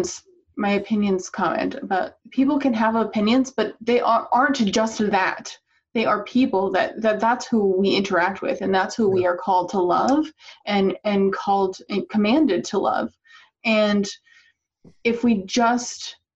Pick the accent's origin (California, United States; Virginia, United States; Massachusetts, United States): Virginia, United States; Northern; moved away; the culture where I grew up in Northern Virginia around DC